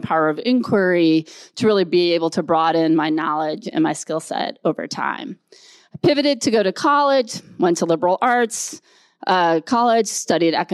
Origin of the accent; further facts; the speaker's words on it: Rochester, Minnesota, United States; I grew up in Rochester, Minnesota.